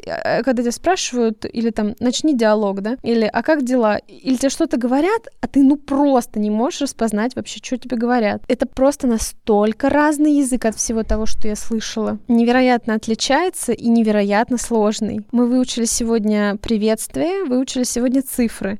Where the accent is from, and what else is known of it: Russia